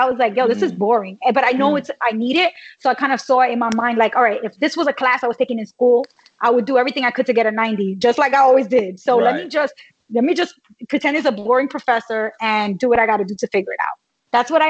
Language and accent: English; New York City, New York, United States; I grew up in New York City.